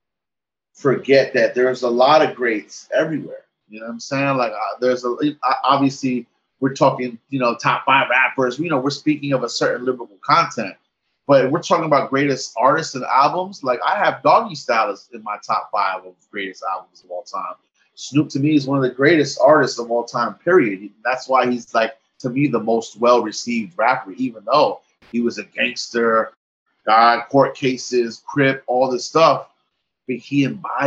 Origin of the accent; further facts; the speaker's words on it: New York City, New York, United States; also born or lived in Texas; I was born and raised in New York City